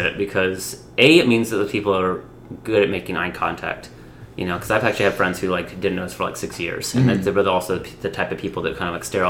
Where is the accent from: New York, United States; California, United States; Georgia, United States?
Georgia, United States; Atlanta